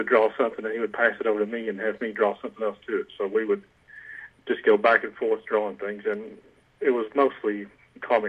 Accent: Knoxville, Tennessee, United States; Knoxville, Tennessee. I've lived here my whole life, and I'm 43 now

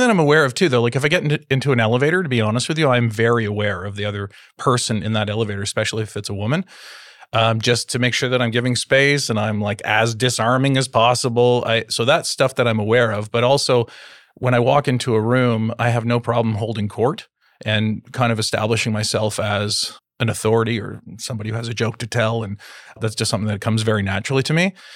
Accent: Toronto, Ontario, Canada; growing up in Toronto, in Canada, and being white

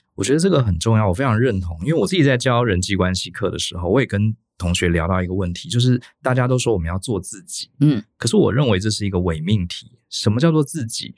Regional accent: Taiwan; 我们台湾人跟欧美的人比起来，我们表达上真的是比较一板一眼

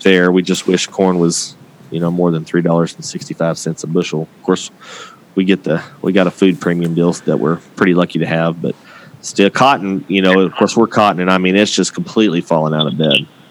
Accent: Texas, United States; I'm from the 806.

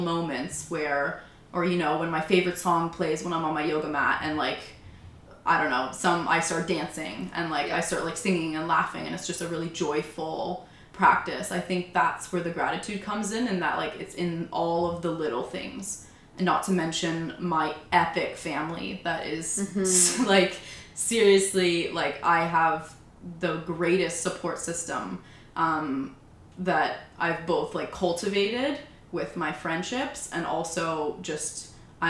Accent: Oakville, Ontario, Canada; also born or lived in Munich, Germany; we moved to Canada. And, yeah, so I grew up in Oakville. Went to high school there

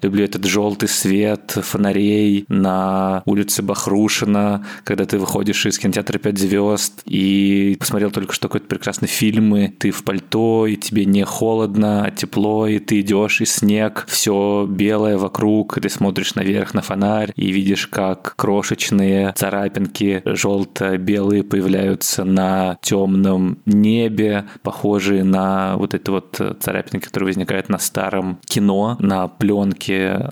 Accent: Moscow, Russia; moved away as an adult; Это мой родной город, где я родился, где я вырос

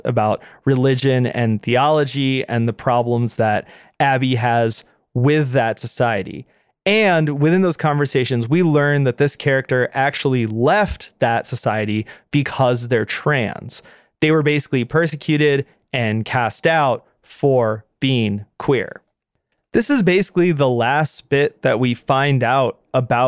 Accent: United States; as an American

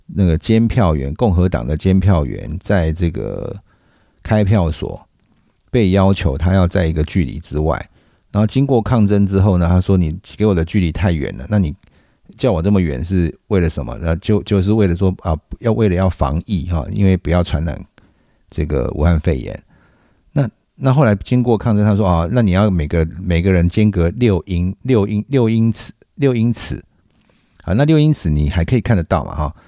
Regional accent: Taiwan; 我们台湾人

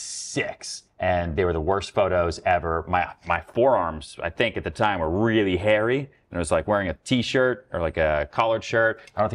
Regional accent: outside Boston, Massachusetts, United States; moved away as an adult; also born or lived in Houston, Texas / Long Island, New York / upstate New York; now in New York City, United States; I grew up a little bit in Long Island, and then basically grew up outside Boston.

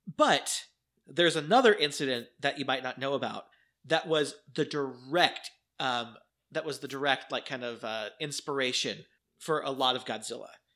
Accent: United States; as an American

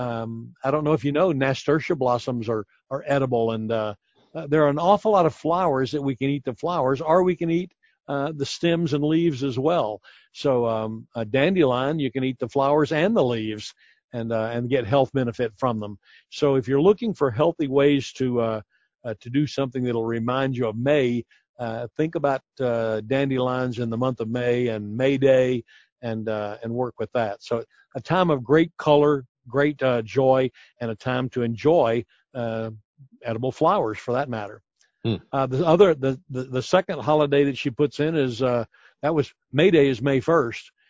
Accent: United States; we as American

